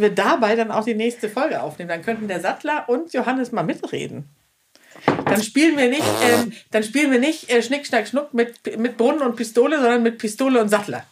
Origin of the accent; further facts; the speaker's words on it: Schleswig-Holstein, Germany; moved away; sesshaft in Schleswig-Holstein, wo ich ja auch zum Großteil aufgewachsen bin